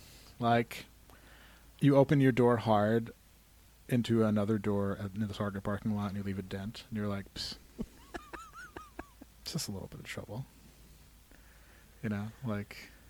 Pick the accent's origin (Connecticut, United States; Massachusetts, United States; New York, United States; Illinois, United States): New York, United States; Glens Falls; accent: Glens Falls; I just came from Glens Falls, and I you just had witnessed my Glens Falls accent.